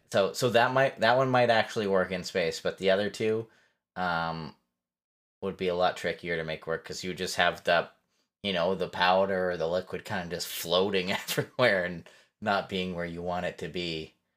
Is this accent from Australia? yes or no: no; Canada; Fellow Canadian